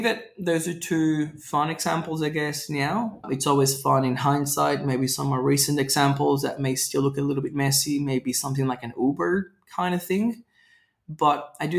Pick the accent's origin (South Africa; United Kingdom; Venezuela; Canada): Venezuela; now in Australia; Growing up in Venezuela